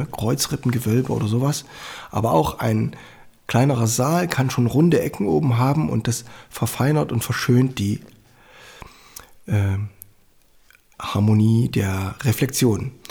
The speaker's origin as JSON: {"language": "German", "town": "Annaberg-Buchholz", "region": "Saxony", "country": "Germany", "tie": "born or raised there", "said": "die St. Annenkirche in Annaberg-Buchholz, meiner Heimatstadt."}